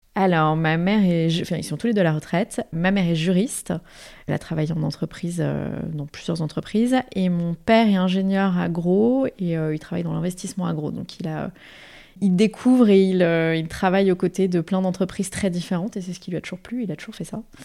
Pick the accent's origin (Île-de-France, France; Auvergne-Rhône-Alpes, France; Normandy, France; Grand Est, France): Île-de-France, France; Paris region; j'ai grandi en région parisienne, euh, mais avec un ancrage familial très fort dans le sud de la France